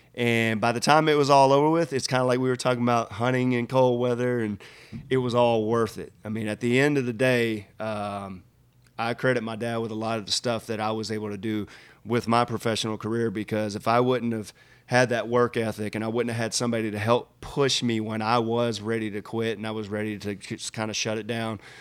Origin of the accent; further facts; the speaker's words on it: Splendora, Texas, United States; moved away; I grew up in Splendora, Texas, uh, which is a very small town